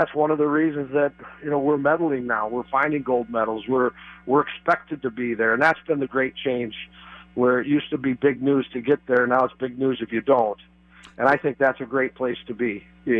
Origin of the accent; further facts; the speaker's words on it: Austin, Minnesota, United States; and I'm from Austin, so you got two southern Minnesota guys that have made it in this business